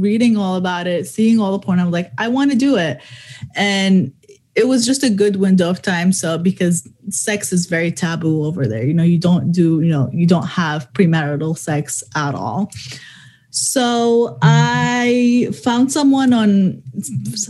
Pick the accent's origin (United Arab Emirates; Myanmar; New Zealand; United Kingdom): United Arab Emirates; Dubai; also born or lived in Middle East; I was born in the Middle East. I grew up in Dubai most of my life